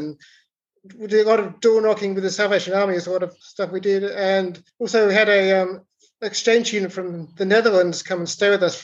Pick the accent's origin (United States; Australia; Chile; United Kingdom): Australia; Adelaide, South Australia; I'm South Australian, 29-year-old at the moment, and I've lived in Adelaide my whole life